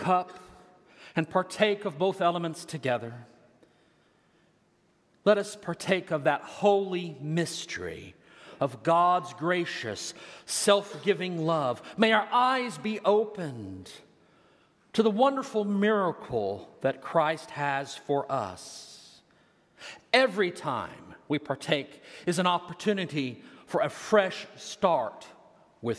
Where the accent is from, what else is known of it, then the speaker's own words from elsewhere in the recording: Texas, United States; moved away as an adult; now in Des Moines, United States; I'm a Texan, all right? I'm from Texas, and you can hear it when I get mad.